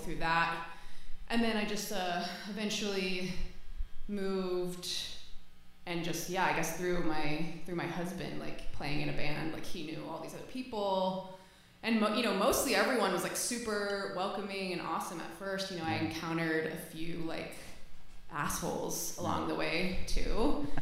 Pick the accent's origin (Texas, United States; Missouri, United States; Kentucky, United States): Texas, United States; Houston; now in Los Angeles, United States; I grew up in Houston, Texas